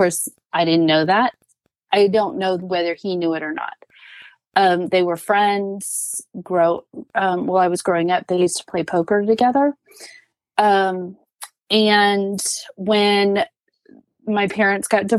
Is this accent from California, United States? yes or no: no; Arizona, United States; moved away as an adult; now in Alabama, United States; I was born and raised in Arizona